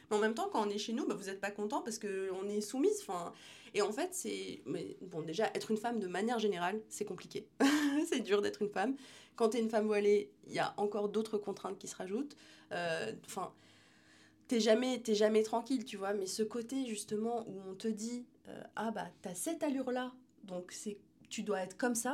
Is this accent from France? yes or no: no; Algeria; Je suis, euh, je suis algérienne, je suis musulmane, mais je suis aussi euh, entrepreneur